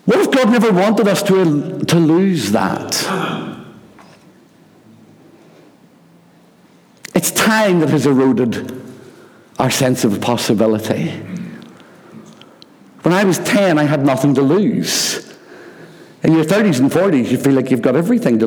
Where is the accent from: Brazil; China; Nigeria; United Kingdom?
United Kingdom; Rathcoole, Northern Ireland; There was a little stream near where we lived when I was growing up in Rathcoole called the Glen